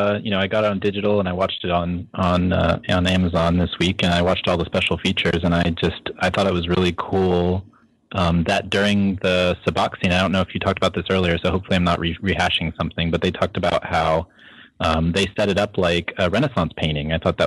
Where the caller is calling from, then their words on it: San Francisco, California, United States; Hey, Steele. … from San Francisco.